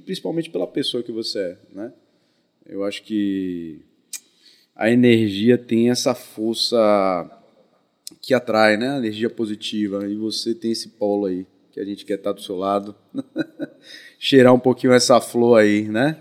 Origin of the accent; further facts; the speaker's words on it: Salvador, Bahia, Brazil; nasci em Salvador, né? Meus pais moraram é, em alguns lugares, né? Na, na, na, minha primeira infância, né? Morei, meu pai, meus pais moraram no conjunto Marbaque, logo quando eu nasci, né? Depois se estabeleceram um pouco tempo em Brotas e aí a partir da de uma certa fase da, da infância eu virei garoto assim do Rio Vermelho, fui criado no Rio Vermelho